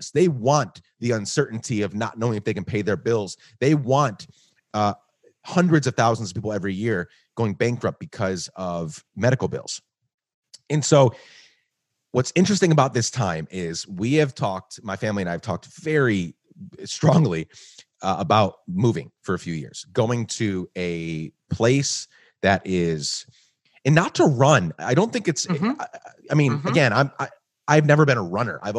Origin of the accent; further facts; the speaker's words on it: Guatemala; also born or lived in New York, United States; now in United States; So I, sp- I was born in New York, grew up in Guatemala, then spent six years traveling the world